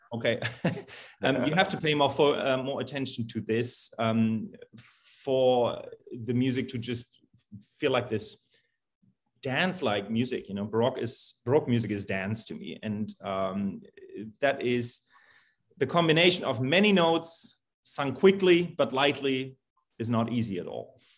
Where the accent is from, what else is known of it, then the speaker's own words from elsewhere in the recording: Germany; moved away as an adult; also born or lived in Salt Lake City, Utah, United States; now in Greencastle, United States; I'm born and raised in Germany um, and went to the United States in 2012 to get my doctorate in choral conducting at the University of Utah.